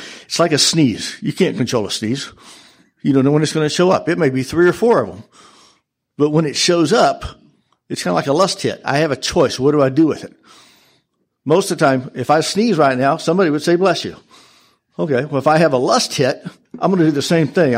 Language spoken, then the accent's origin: English; Colorado, United States; I'm from Colorado